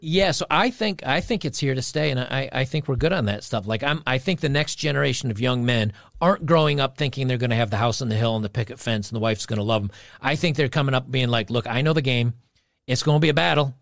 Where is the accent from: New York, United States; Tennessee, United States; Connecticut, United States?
New York, United States; I grew up in New York